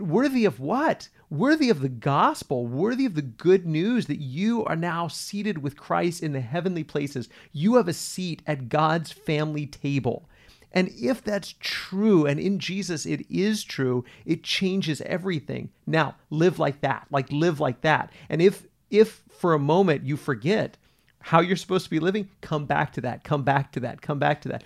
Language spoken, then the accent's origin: English; United States; I'm an American.